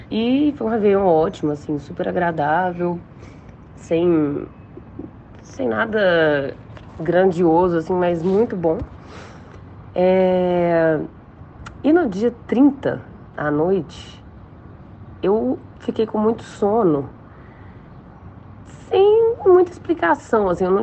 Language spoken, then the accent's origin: Portuguese; Belo Horizonte, Minas Gerais, Brazil; eu sou de Belo Horizonte, Minas Gerais.